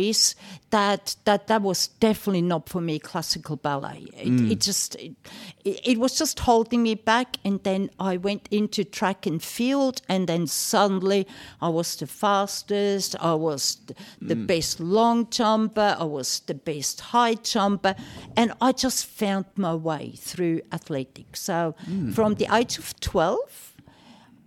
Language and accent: English; Switzerland; moved away as an adult; Originally, I'm from Switzerland. Mm-hmm. We moved here 36 years ago. So my childhood, everything happened in Switzerland.